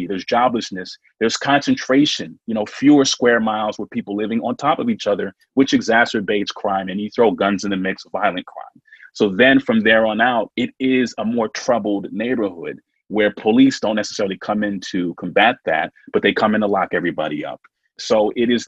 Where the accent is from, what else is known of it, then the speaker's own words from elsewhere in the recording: New Hampshire, United States; I grew up in New Hampshire